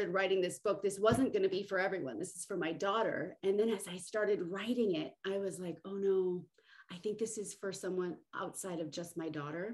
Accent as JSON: {"language": "English", "region": "Southern California", "country": "United States", "moved": "yes", "said": "I came from Southern California"}